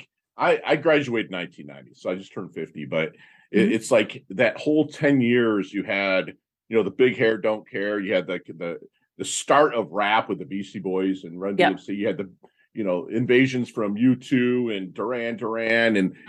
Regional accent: Midwest, United States; you know, I'm from the Midwest where, and again, mm-hmm.

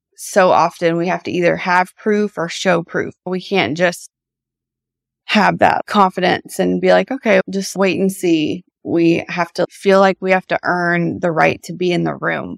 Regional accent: Nashville, Tennessee, United States; I'm from Nashville, was raised here

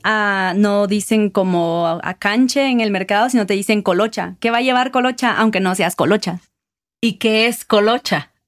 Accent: Guatemala City, Guatemala Department, Guatemala; moved away as an adult; now in Quetzaltenango, Guatemala; Soy originalmente de Guatemala, de la ciudad de Guatemala, y actualmente vivo en Quetzaltenango

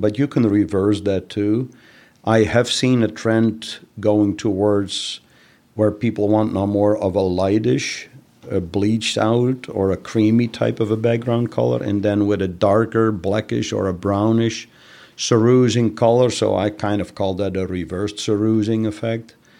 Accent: Netherlands; moved away; I'm originally from the Netherlands.

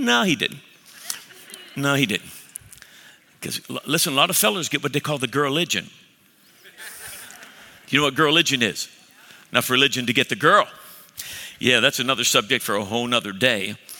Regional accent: Cleveland, Ohio, United States; So I'm from Cleveland, I'm offended.

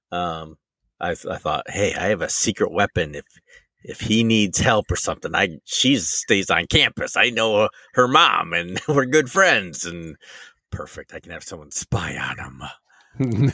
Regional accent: Michigan, United States; I'm from Michigan

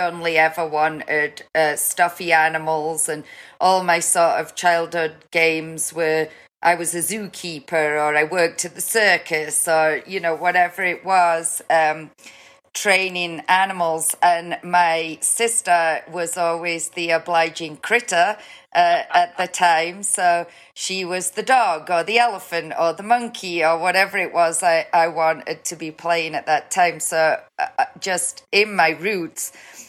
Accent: Newcastle, North East England, United Kingdom; Newcastle, which is just south of the border of Scotland. So most people, if they take a stabbing guess at my accent, will ask me if I'm Scottish.

